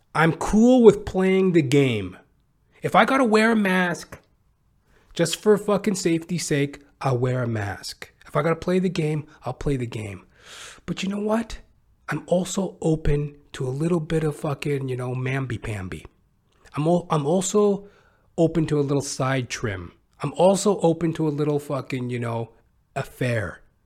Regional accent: Canada; being Canadian

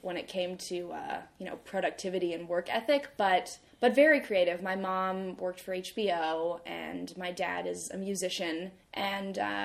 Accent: Austin, Texas, United States; moved away as an adult; also born or lived in California / Montclair, New Jersey / Vermont; born in California. And then I lived in Montclair, New Jersey from age 1 to 10. And then we moved to Austin, Texas.

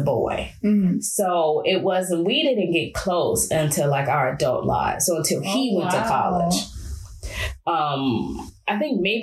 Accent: Chicago, Illinois, United States; moved away as an adult; now in France; I grew up in Chicago, Illinois

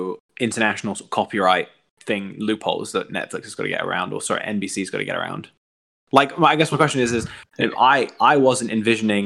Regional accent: England, United Kingdom; moved away; also born or lived in Northeast United States; growing up in England

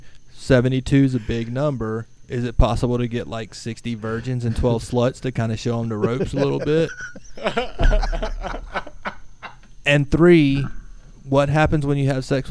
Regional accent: Alachua County, Florida, United States; accent: southern; also born or lived in Lake City, Florida / Gainesville, Florida; I'm from Florida. I was born and raised in for the most part, Alachua County

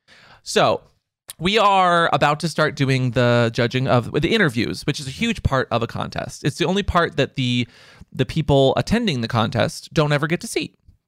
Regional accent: Texas, United States; I came all the way from this city out in the middle of Texas. Like I came from Lubbock. I came from Dallas.

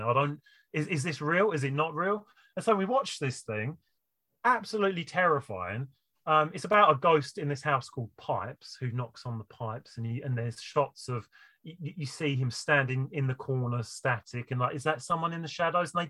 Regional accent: United Kingdom; as a British person

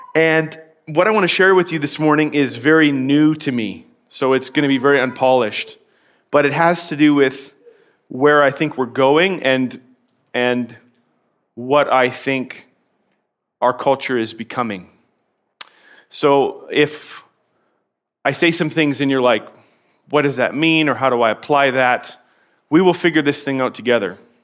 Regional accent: Canada; I'm a Canadian

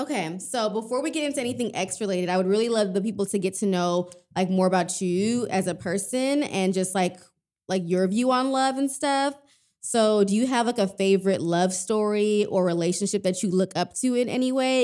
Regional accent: Texas, United States; I'm, I'm from Texas

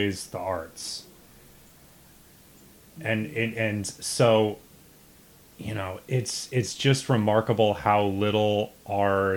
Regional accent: Midwestern suburbs, United States; a white dude from the Midwestern suburbs

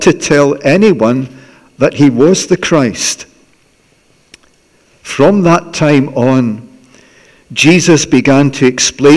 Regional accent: Glasgow, Scotland, United Kingdom; I grew up in Harper Memorial Baptist Church on the south side of Glasgow

